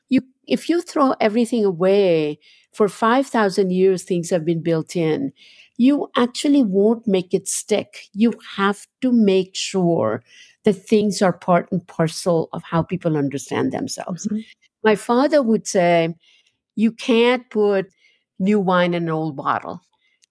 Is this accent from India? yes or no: yes; Ahmedabad, Gujarat, India; moved away as an adult; now in New York, United States; sometimes I'm just a girl from Ahmedabad who lives in New York. And sometimes I'm a New Yorker mm-hmm. who actually is from Gujarat.